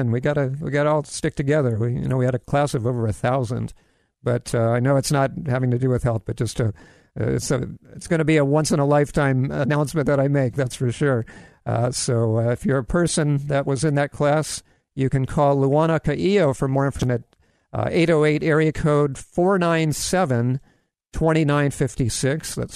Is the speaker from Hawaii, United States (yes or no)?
yes; Kailua, Hawaii, United States; now in Maui, United States; graduated from Kailua High School on Oahu, which is where I lived before I moved to Maui 10 years ago